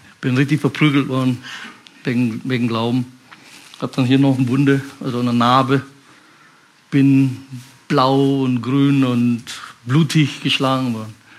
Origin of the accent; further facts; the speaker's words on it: Indonesia; German is a second language; moved away as an adult; now in Germany; Ich komme aus Indonesien, bin so mit, mit 19 hier nach Deutschland gekommen, bin chinesischer Abstammung.